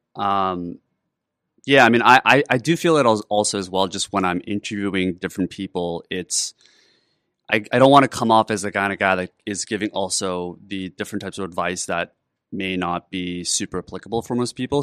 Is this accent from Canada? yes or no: yes; Canada; I grew up in Canada